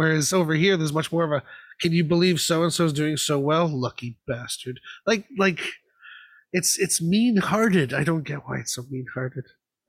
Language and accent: English; Florida, United States; moved away as an adult; now in United Kingdom; I grew up in Florida